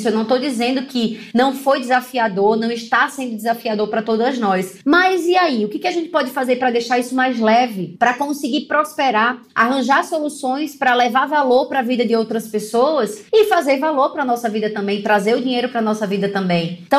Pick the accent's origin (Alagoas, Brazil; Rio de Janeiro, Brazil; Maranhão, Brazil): Alagoas, Brazil; Maceió; moved away; minha cidade natal, Maceió